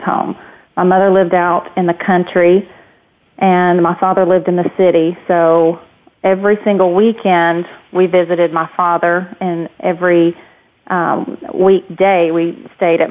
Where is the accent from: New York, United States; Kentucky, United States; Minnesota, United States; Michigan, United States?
Kentucky, United States; Hopkinsville; I grew up in Hopkinsville, Kentucky, and small town